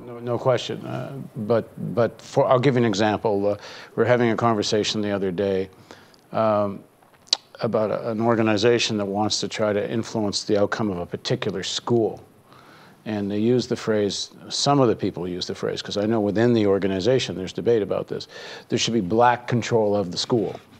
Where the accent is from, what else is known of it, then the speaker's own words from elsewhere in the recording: Canada; as a Canadian